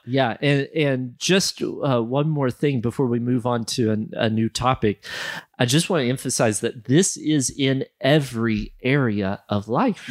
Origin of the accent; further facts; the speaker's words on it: United States; moved away as an adult; now in Malawi; growing up in America